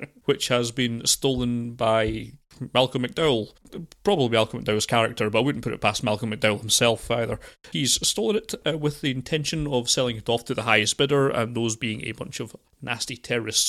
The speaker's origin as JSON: {"language": "English", "country": "United Kingdom", "said": "being British"}